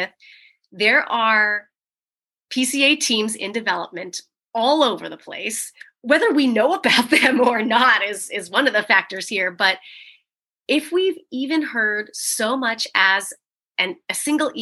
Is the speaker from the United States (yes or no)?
yes; San Diego, California, United States; I'm from San Diego